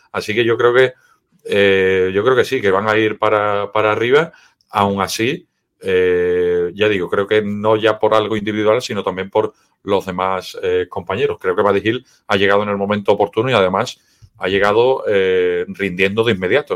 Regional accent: Seville, Andalusia, Spain; Yo soy de Sevilla

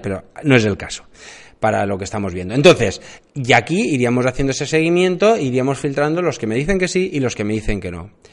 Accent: Alicante, Valencian Community, Spain; yo vivo en Alicante, eh, yo soy de Alicante

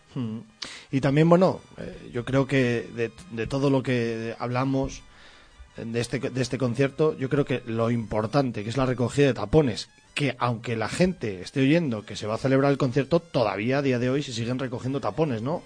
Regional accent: Sahagún, Castile and León, Spain; nos vamos hasta Sagún. Y, para mí es un programa especial porque vamos a mi tierra

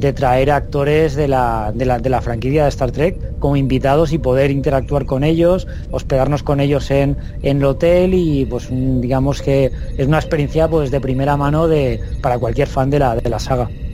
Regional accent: Alicante, Valencian Community, Spain; yo soy de Alicante

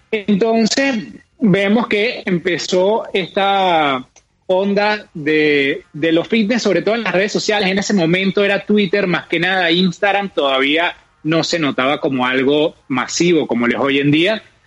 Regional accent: Venezuela; moved away; nosotros dos somos de Venezuela, cada uno está en un país diferente

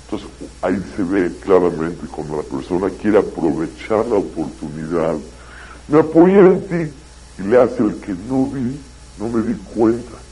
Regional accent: Mexico; also born or lived in Israel; yo la verdad no me pienso hacer israelí yo soy mexicano y pienso regresar a mi país. Pero vine a estudiar unos años.

